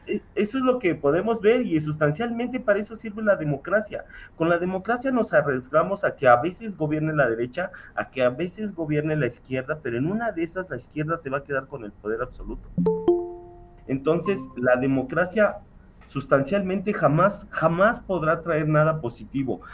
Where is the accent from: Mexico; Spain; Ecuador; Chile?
Mexico; Mexico City; como chilango lo puedo decir